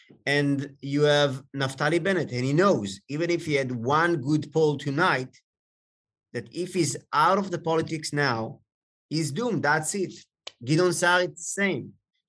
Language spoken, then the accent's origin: English; Jerusalem, Jerusalem District, Israel; I grew up in Jerusalem. Both my parents came from France. They made Aliyah.